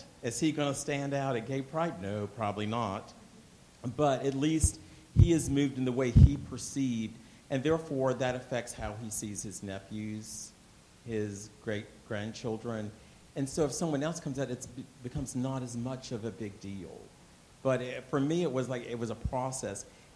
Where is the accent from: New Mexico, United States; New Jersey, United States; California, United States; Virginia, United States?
Virginia, United States; Lynchburg; I grew up in Lynchburg, Virginia